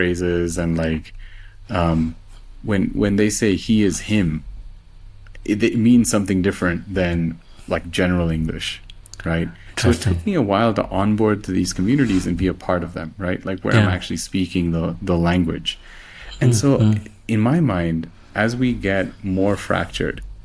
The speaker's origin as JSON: {"language": "English", "country": "India", "first_language": "Telugu", "second_language": "English", "moved": "yes", "lives_now": "Mexico", "said": "we're both from India"}